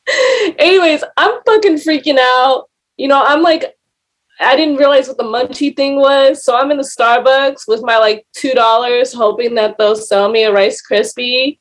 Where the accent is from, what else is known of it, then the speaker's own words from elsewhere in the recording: California, United States; I grew up in California